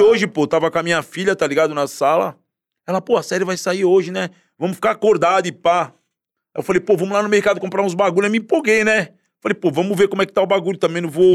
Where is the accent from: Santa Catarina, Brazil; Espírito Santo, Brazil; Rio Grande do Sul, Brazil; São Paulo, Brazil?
São Paulo, Brazil; Guarujá; also born or lived in Santos; eu sou nascido e criado na Baixada Santista, né? Nasci em Santos, mas sempre morei no Guarujá.